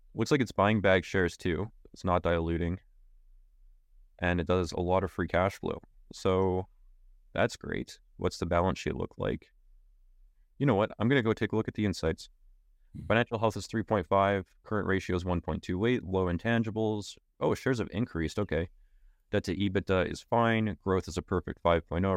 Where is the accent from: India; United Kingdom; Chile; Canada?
Canada; I am a Canadian